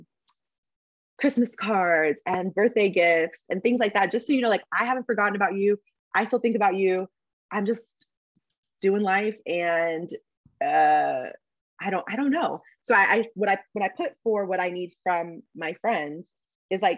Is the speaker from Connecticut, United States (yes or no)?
no; San Diego, California, United States; moved away as an adult; also born or lived in Texas / New York; I am from San Diego